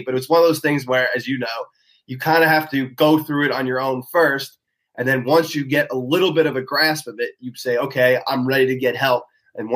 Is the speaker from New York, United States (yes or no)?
yes; Long Island, New York, United States; moved away as an adult; now in Maryland, United States; I said I was from Long Island